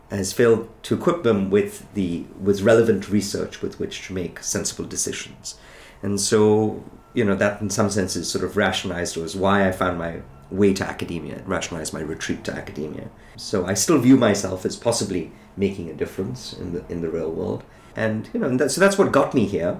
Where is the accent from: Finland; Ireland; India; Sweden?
India; moved away as an adult; I grew up in India